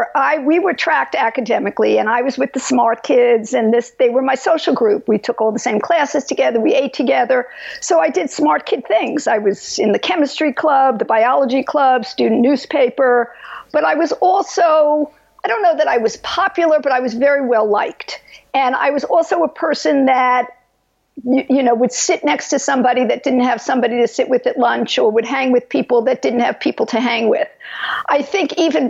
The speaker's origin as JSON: {"language": "English", "region": "New York", "country": "United States", "tie": "born or raised there", "also_born_or_lived": "Los Angeles", "moved": "as an adult", "lives_now": "California, United States", "said": "I was brought up in New York, as you can tell from my accent"}